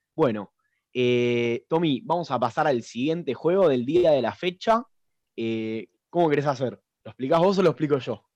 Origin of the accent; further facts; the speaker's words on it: Argentina; nosotros los argentinos tenemos ese sentimiento